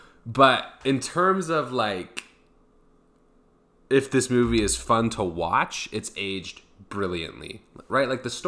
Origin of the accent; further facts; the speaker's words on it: Brooklyn, New York, United States; I don't like the Yankees as much as I like the Mets, because I grew up in Brooklyn.